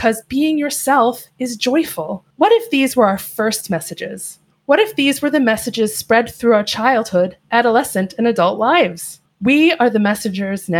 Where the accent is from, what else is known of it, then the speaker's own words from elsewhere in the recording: upstate New York, United States; now in Seattle, United States; I am moving away from Seattle and moving back to my home state of New York